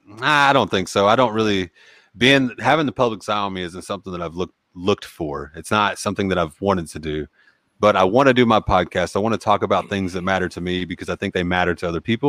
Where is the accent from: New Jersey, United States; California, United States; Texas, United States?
Texas, United States; born there; also born or lived in Pennsylvania; I was born in Texas. Yeah.